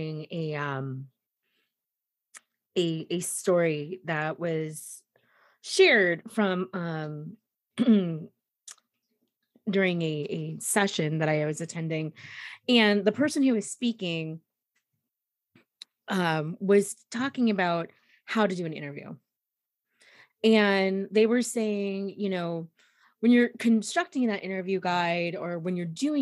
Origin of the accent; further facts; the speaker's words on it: the South, United States; I'm from the South